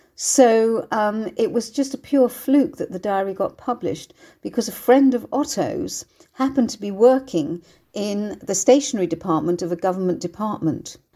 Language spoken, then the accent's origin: English; Bournemouth, South West England, United Kingdom; my hometown of Bournemouth